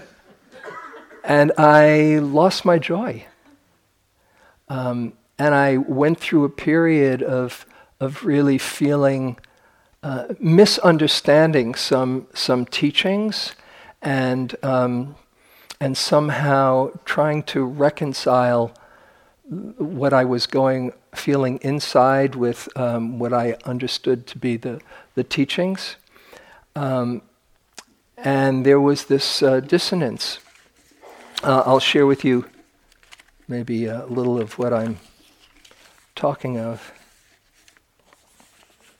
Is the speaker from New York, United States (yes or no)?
yes; New York, United States; I'm from New York